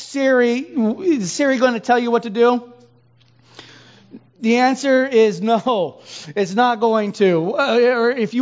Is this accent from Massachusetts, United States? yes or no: no; Hawaii, United States; moved away; I'm from Hawaii. And so we don't do snow